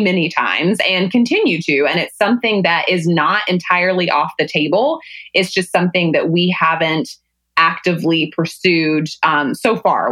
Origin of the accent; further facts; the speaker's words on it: Salisbury, North Carolina, United States; moved away as an adult; growing up in Salisbury, North Carolina is that it's that kind of small town situation